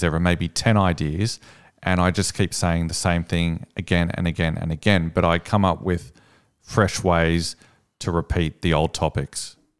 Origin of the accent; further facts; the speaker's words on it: Sydney, New South Wales, Australia; I'm from Sydney.